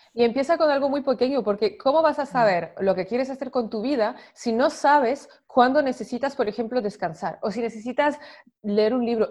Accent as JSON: {"language": "Spanish", "country": "France", "moved": "yes", "said": "yo soy de Francia"}